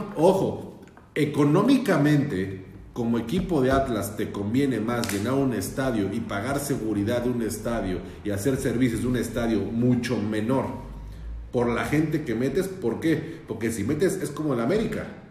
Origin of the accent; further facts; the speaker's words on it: Mexico City, Mexico; yo vivía, yo soy de la Ciudad de México, la capital del mundo